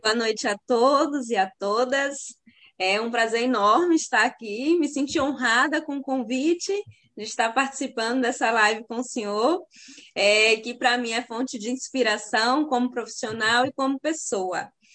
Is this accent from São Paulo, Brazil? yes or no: no; sertão of Bahia, Brazil; eu sou do sertão da Bahia